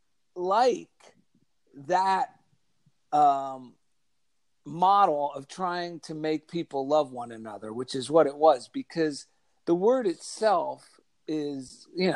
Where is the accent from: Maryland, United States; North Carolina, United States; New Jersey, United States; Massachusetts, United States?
New Jersey, United States; Clifton; I grew up in New Jersey. I grew up in a small, not too small, but Clifton, New Jersey